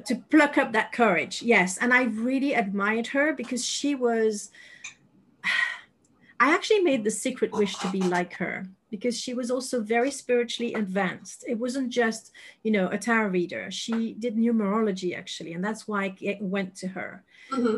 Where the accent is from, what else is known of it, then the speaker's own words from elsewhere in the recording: Paris, Île-de-France, France; English is a second language; moved away as an adult; now in United Kingdom; I lived 36 years, well, minus one in Paris